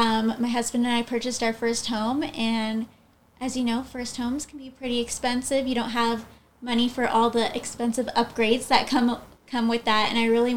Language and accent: English; Southern California, United States; I am in Southern California, and that's where I've been born and raised.